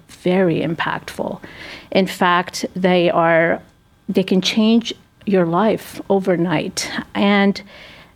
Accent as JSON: {"language": "English", "country": "United States", "tie": "born or raised there", "said": "I consider the U.S. my home country."}